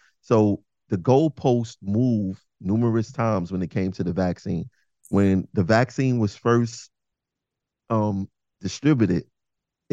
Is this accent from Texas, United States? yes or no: no; New York City, New York, United States; I'm from Bed-Stuy, Brooklyn, originally